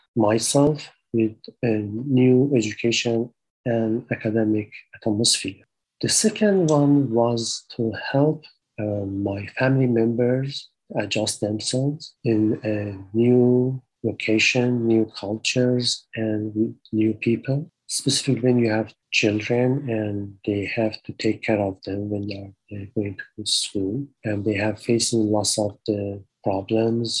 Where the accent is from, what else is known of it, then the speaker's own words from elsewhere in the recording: Iran; now in Canada; I'm from Iran, and I came to Canada with my family.